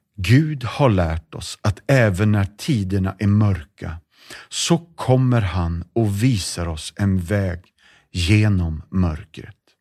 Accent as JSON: {"language": "Swedish", "country": "Sweden", "said": "vi är alla liksom svenskar"}